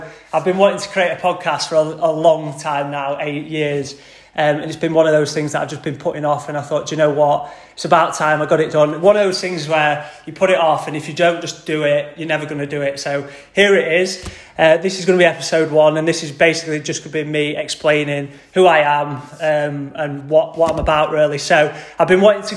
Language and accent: English; Doncaster, Yorkshire and the Humber, United Kingdom; I've always grown up in Doncaster, proper Yorkshire lad, born and bred.